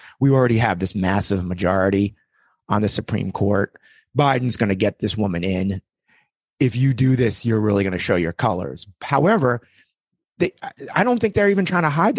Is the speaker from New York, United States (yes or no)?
yes; New York, United States; growing up in New York, maybe being in Generation X